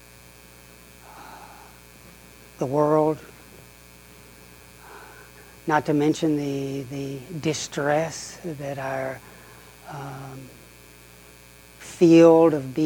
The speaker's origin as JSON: {"language": "English", "region": "the Bible Belt", "country": "United States", "tie": "born or raised there", "also_born_or_lived": "Oxford, England", "moved": "as an adult", "said": "growing up in the Bible Belt"}